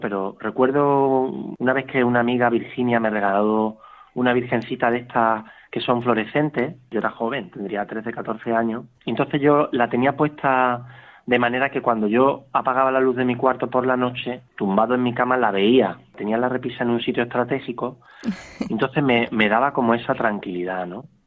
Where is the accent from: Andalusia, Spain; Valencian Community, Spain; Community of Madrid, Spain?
Andalusia, Spain; Málaga; aquí en la parroquia de, Nuestra Señora de la Paz, de aquí de Málaga, que es de donde yo soy